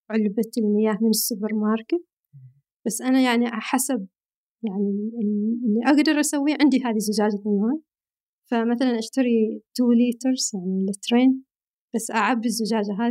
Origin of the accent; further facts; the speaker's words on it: Al Batinah North, Oman; now in Riyadh, Saudi Arabia; أنا من الشمال من شمال عمان